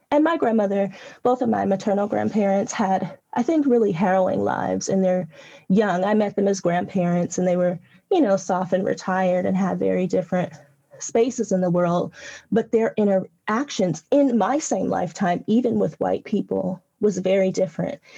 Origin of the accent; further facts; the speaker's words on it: California, United States; accent: Southwestern; I'm from California. I was born in California